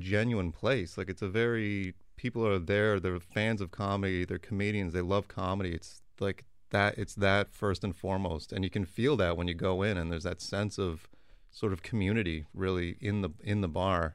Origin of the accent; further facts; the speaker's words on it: Toronto, Ontario, Canada; we're from Toronto